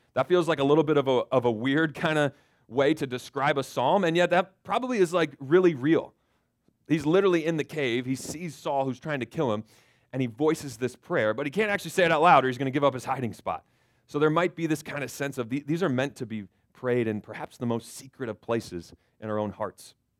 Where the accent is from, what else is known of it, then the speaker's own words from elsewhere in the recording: Florida, United States; moved away; I grew up in Florida